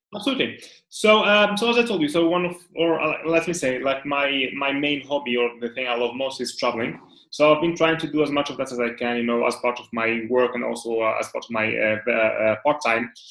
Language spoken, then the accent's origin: English; Morocco; moved away as an adult; now in Dubai, United Arab Emirates; I'm originally from Morocco, and uh, I've been pretty much spending like 27 years in Morocco